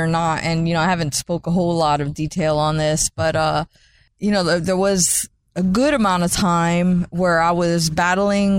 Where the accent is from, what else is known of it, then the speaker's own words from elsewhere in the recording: St. Petersburg, Florida, United States; grew up and were born and raised in St. Petersburg by a single mother